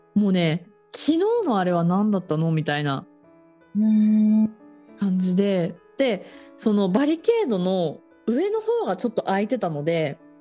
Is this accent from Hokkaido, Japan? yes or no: yes; Otaru, Hokkaido, Japan; 私北海道の小樽出身なんですが